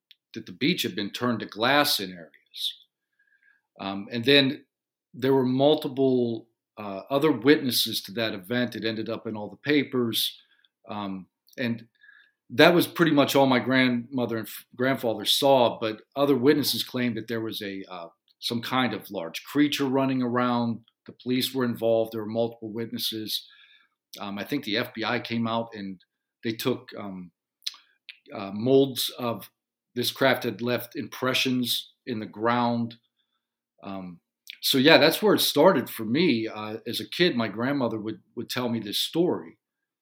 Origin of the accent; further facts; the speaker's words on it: Western Pennsylvania, United States; I grew up in Western Pennsylvania in a little coal mining town, not far from Pittsburgh, Pennsylvania